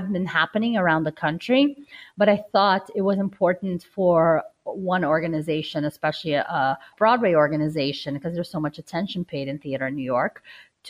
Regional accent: Brazil; moved away; I'm originally from Brazil

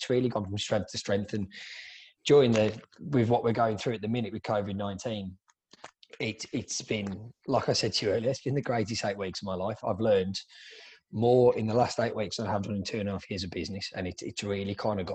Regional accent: England, United Kingdom; moved away as an adult; now in Melbourne, Australia; I'm originally from England. I moved to Australia about 10 years ago, and I'm the co-owner and education director of Ruby Hair here in Melbourne, Australia

